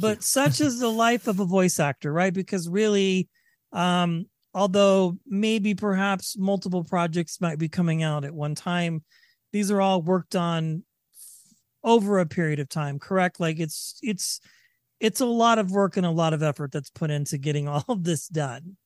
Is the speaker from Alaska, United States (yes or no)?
no; Northern California, United States; moved away as an adult; also born or lived in Vacaville, California; now in Colorado, United States; I'm from Northern California as well.